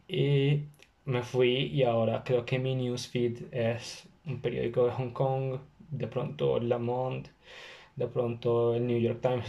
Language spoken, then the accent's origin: Spanish; Bogotá, Colombia; also born or lived in China; de Colombia, de Bogotá.